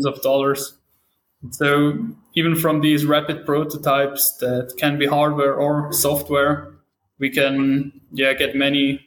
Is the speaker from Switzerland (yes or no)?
yes; St. Gallen, Switzerland; I'm from Switzerland, St. Gallen in to be specific.